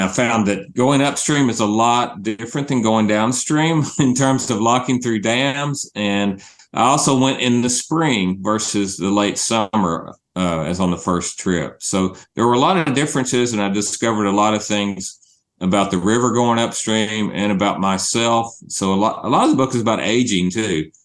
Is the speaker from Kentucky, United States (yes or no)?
yes; Murray, Kentucky, United States; now in East Tennessee, United States; I'm from Murray, Kentucky, which is in western Kentucky, far western Kentucky